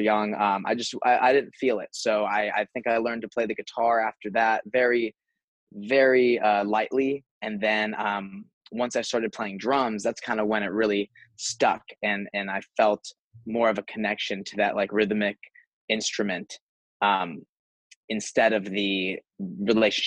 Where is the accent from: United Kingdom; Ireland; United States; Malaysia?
United States; San Diego, California; moved away as an adult; now in Nashville, United States; I grew up in San Diego, California.